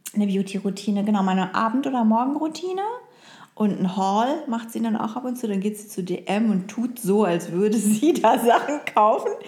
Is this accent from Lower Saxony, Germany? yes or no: yes; Oldenburg, Lower Saxony, Germany; born or raised there; moved away